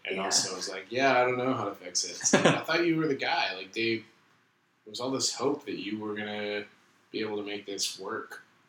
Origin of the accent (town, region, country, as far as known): Vancouver, British Columbia, Canada; born or raised there